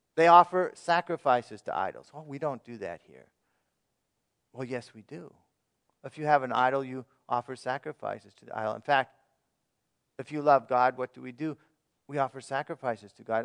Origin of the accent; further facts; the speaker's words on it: United States; as American citizens